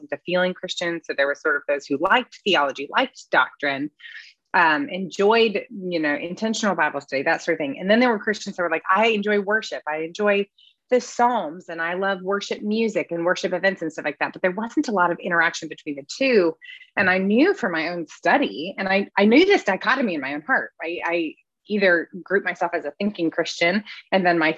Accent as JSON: {"language": "English", "region": "Midwest", "country": "United States", "tie": "born or raised there", "moved": "yes", "lives_now": "Greenville, United States", "said": "I grew up in the Midwest"}